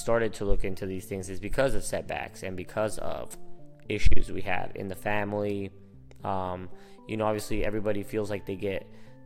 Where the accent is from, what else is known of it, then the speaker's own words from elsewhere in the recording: Phoenix, Arizona, United States; first language Spanish; English is a second language; I was born here and raised here in Phoenix, Arizona, but my first language is Spanish